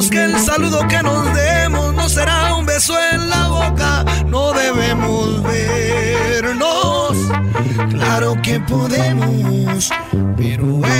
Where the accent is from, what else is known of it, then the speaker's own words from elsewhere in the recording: Querétaro, Mexico; Soy de Querétaro.